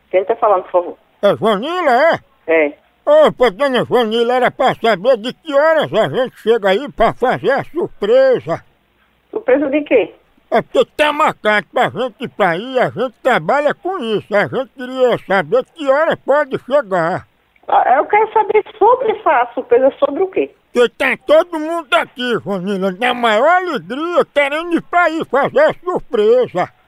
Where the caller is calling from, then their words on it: Montes Claros, Minas Gerais, Brazil; Alô, moção, somos aqui da cidade de Montes Claros